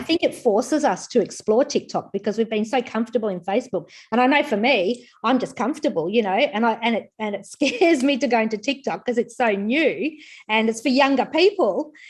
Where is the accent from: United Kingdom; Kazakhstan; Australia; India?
Australia; Queensland; I'm from Queensland